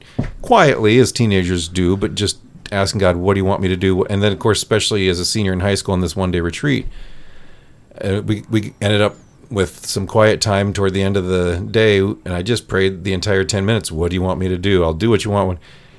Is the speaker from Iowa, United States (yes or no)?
yes; Traer, Iowa, United States; I grew up in Traer, Iowa, which I'm sure that's instantly not recognizable by almost everybody who listens to this, which is a small town, 1,500 people, 25 miles south of Waterloo. All Czech background.